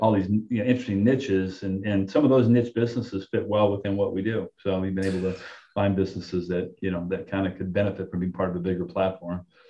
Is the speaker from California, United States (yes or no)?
yes; Southern California, United States; moved away as an adult; also born or lived in New York area / Florida; now in New York, United States; born and raised in California, Southern California